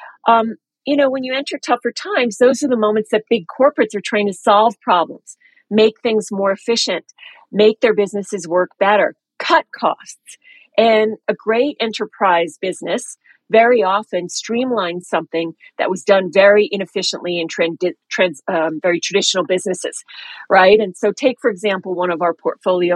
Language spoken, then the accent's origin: English; New York, United States; moved away as an adult; also born or lived in London / Singapore; I grew up in New York